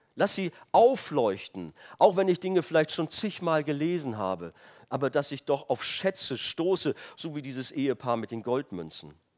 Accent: Rhineland, Germany; moved away; ich komme aus dem Rheinland und da in der Stadt, wo ich herkam

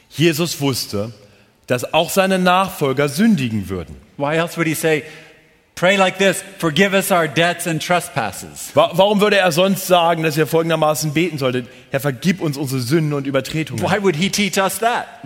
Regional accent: Munich, Bavaria, Germany; Entschuldigung, als Münchner.

